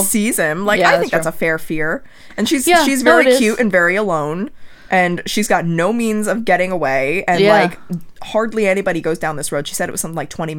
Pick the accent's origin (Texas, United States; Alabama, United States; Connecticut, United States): Connecticut, United States; Trumbull; I grew up in Trumbull, Connecticut, about half an hour to 45 minutes north of there.